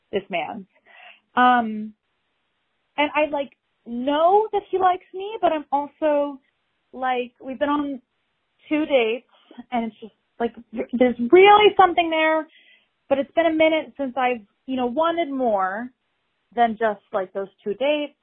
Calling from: New York City, New York, United States; I'm calling from New York City

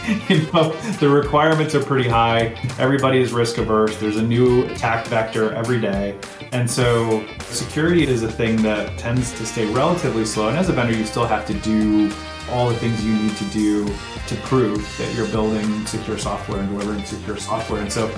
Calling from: Bend, Oregon, United States; I am in Bend, Oregon.

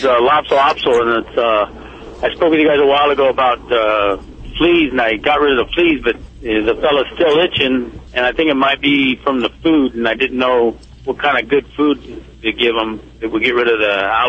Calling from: Camarillo, California, United States; Camarillo, California.

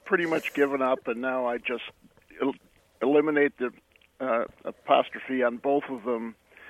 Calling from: Grand Prairie, Texas, United States; I'm calling from Grand Prairie, Texas.

